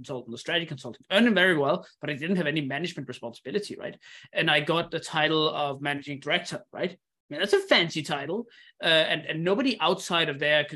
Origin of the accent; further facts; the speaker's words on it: Denmark; moved away; also born or lived in Indonesia; I come from Denmark, which is a super high security country.